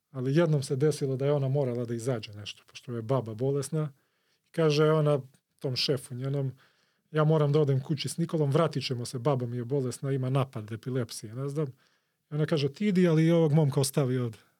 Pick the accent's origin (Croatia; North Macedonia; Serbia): North Macedonia; Skopje; ja sam iz Koplja